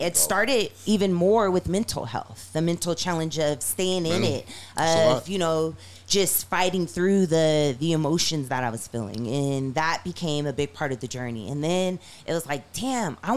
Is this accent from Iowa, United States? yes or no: no; Seattle, Washington, United States; Growing up in South Seattle, you know, just also trying to change the face of gang, being black, being from the hood